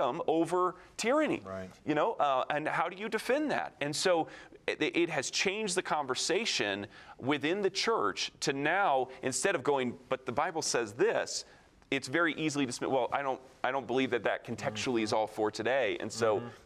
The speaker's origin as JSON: {"language": "English", "area": "near Lake Michigan", "region": "Midwest", "country": "United States", "tie": "born or raised there", "said": "I grew up near Lake Michigan"}